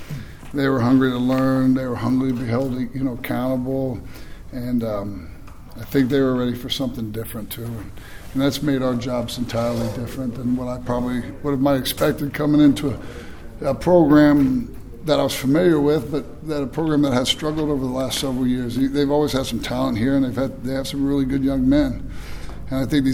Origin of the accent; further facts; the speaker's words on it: Boca Raton, Florida, United States; now in Tampa, United States; worked with Jim Leavitt down at FAU